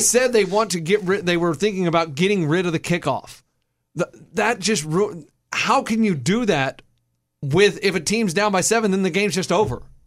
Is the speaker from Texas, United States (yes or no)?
yes; Texas, United States; we grew up in Texas